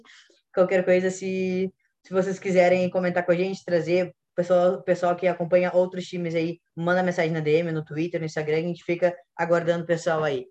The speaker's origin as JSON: {"language": "Portuguese", "town": "Porto Alegre", "region": "Rio Grande do Sul", "country": "Brazil", "said": "eu sou aqui de Porto Alegre também"}